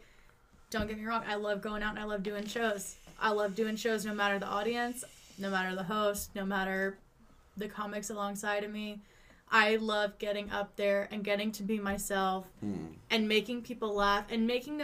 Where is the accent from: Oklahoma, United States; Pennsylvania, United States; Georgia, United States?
Oklahoma, United States; Tulsa; also born or lived in Sapulpa; I am from Tulsa. Okay. Like, Tulsa area. I went to Sepulpa High School